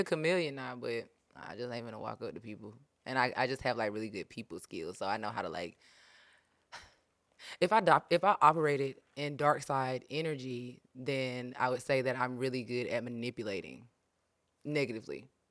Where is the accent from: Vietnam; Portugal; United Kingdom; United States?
United States; Pleasant Hill; I'm from Pleasant Hill